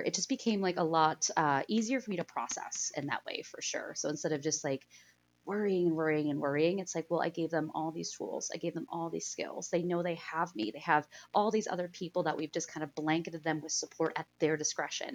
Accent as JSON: {"language": "English", "region": "Pennsylvania", "country": "United States", "tie": "born or raised there", "said": "I grew up in Pennsylvania, I grew up in a small town"}